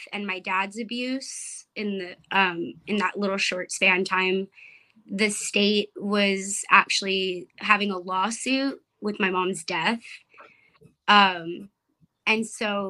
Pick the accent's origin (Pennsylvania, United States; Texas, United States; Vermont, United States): Texas, United States; Rio Grande Valley; I'm from the border. I'm from Indian Lake, Los Fresnos, Brownsville, McAllen, Harlingen. That whole Rio Grande Valley